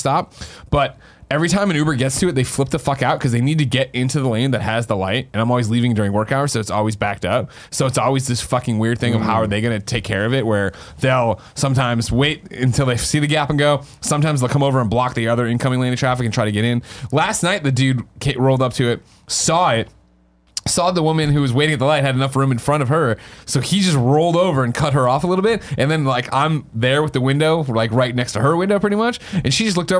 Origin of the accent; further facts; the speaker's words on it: Chicago, Illinois, United States; now in San Francisco, United States; I'm from Chicago.